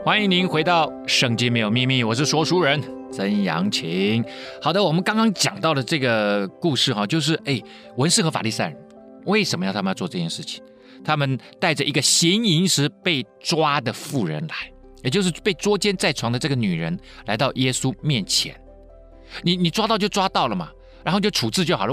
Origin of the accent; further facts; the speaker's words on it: Taiwan; 就像以前我们台湾人是在日本人的统治之下